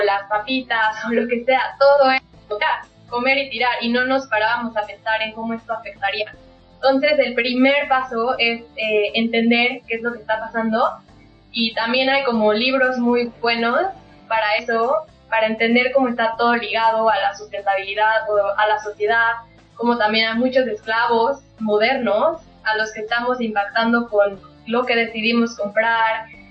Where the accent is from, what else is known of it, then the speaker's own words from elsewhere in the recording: Mexico; moved away as an adult; now in New Zealand; soy mexicana